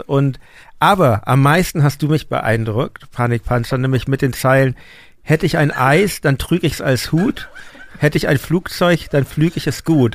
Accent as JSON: {"language": "German", "region": "Hamburg", "country": "Germany", "tie": "born or raised there", "moved": "yes", "lives_now": "Berlin, Germany", "said": "ich bin in der Stadt aufgewachsen in Hamburg, wohne auch jetzt in der Stadt"}